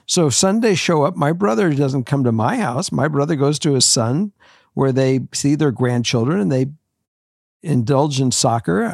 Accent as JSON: {"language": "English", "town": "Los Angeles", "region": "California", "country": "United States", "also_born_or_lived": "Minnesota", "moved": "as an adult", "said": "I was from Los Angeles"}